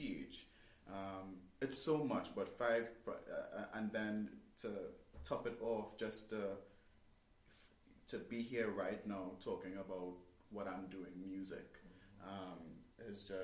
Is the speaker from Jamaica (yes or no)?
no; Trinidad & Tobago; moved away as an adult; now in United States; 5 years ago, I came from Trinidad and Tobago to these states originally to get music done